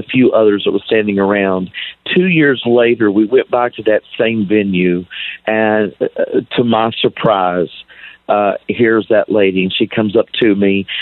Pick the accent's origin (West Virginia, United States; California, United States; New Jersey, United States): West Virginia, United States; Ripley; moved away as an adult; I grew up in West Virginia. I graduated from Ripley, West Virginia